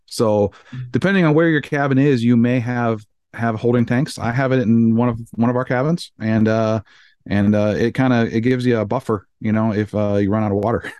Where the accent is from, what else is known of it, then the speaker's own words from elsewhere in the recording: Iowa, United States; moved away; I grew up on Iowa and drank out of a well my entire life